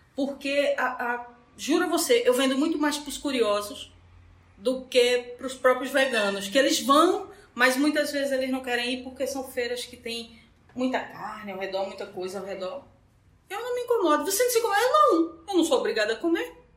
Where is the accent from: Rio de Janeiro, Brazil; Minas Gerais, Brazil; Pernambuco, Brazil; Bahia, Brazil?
Pernambuco, Brazil; Petrolina; Eu sou de Petrolina